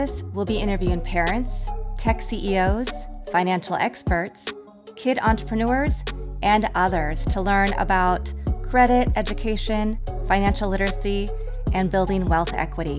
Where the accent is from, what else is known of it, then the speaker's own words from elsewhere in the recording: Kansas, United States; moved away; also born or lived in Chicago / Los Angeles / San Francisco / Houston; growing up in Kansas